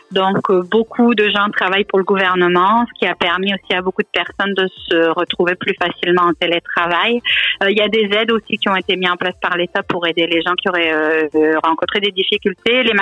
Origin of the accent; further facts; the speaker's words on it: France; accent: French; now in Canada; j'ai toujours un bel accent bien français. mais pour les Français, il semblerait que j'ai un accent euh, canadien qui s'installe.